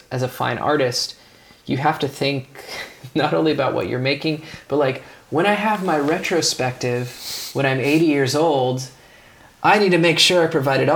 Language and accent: English; California, United States; I'm from California